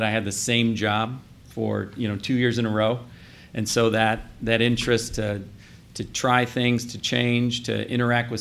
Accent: Southeast Michigan, United States; moved away as an adult; now in Columbus, United States; I grew up in Michigan.

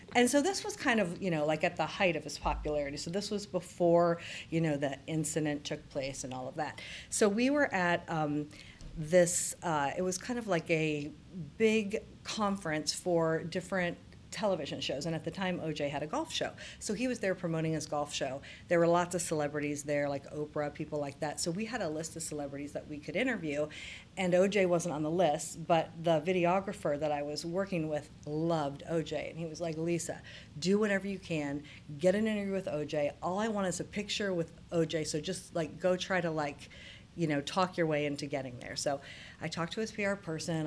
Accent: Circleville, Ohio, United States; I grew up in central Ohio. So my hometown is Circleville, which is just south of Columbus

